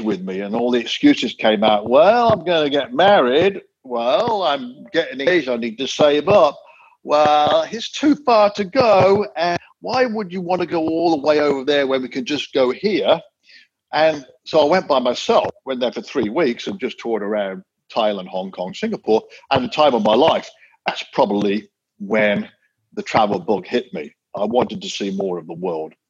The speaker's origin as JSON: {"language": "English", "region": "England", "country": "United Kingdom", "tie": "born or raised there", "also_born_or_lived": "Ottawa, Canada / South Wales", "moved": "as an adult", "said": "growing up in England"}